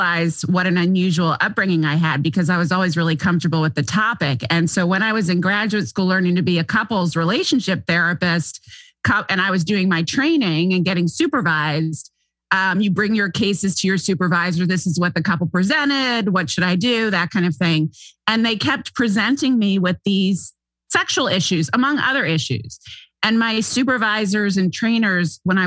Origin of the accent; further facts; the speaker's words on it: St. Simons Island, Georgia, United States; also born or lived in Manhattan, New York / Chicago / Los Angeles; now in California, United States; To a little island off the southeast coast of Georgia where Atlanteans go to vacation called St. Simon's Island, Sea Island. So that's where I grew up